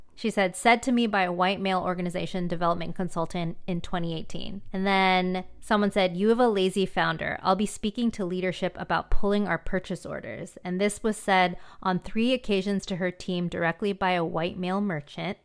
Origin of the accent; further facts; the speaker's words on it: San Diego, California, United States; I grew up in a predominantly Caucasian, um, city in San Diego